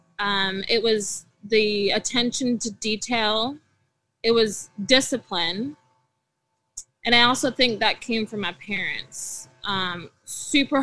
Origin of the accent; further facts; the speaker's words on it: Port Coquitlam, British Columbia, Canada; also born or lived in Burnaby, British Columbia; I was born in Burnaby, British Columbia, and then I was raised in Port Coquitlam. So I did all my elementary, middle, and high school in Poco.